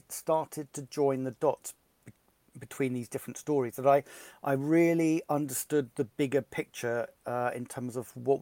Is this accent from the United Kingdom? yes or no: yes; Bristol, South West England, United Kingdom; growing up in Bristol